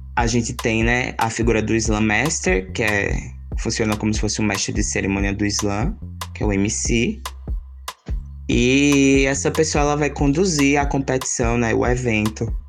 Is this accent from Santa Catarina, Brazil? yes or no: no; Garanhuns, Pernambuco, Brazil; also born or lived in Ibura, Recife; now in Recife, Brazil; sou natural de Garanhuns